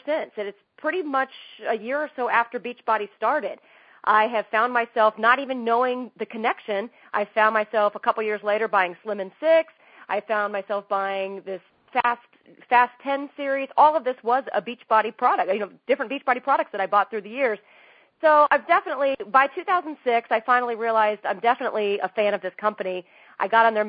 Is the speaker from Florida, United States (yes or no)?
no; Indianapolis, Indiana, United States; moved away as an adult; now in Los Angeles, United States; I grew up in Indianapolis, and the Indy 500 was just my favorite thing of every single year